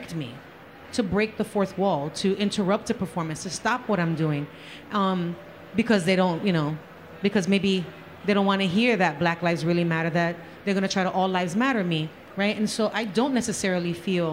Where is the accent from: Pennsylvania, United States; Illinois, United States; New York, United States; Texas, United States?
New York, United States; New York City; now in Orlando, United States; by my accent, I kind of come from the Bronx